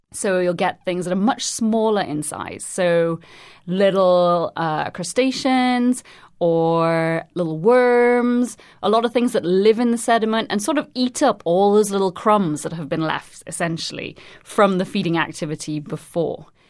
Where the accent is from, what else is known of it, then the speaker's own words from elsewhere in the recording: Trinidad & Tobago; moved away; I'm originally from Trinidad and Tobago